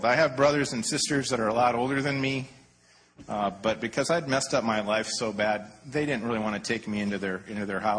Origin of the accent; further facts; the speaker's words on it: Detroit, Michigan, United States; also born or lived in Anaheim, California; now in California, United States; I grew up in Detroit